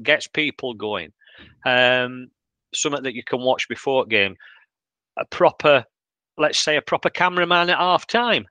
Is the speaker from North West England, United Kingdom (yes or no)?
no; Yorkshire and the Humber, United Kingdom; we take quite a bit of getting going.